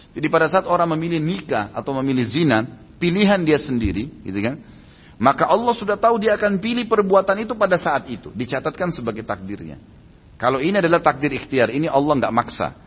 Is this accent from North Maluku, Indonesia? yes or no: no; Makassar, South Sulawesi, Indonesia; saya waktu itu lahir di kota Makassar